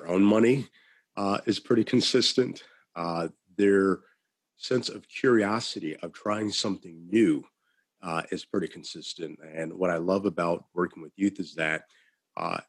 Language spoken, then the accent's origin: English; Illinois, United States; I'm from Illinois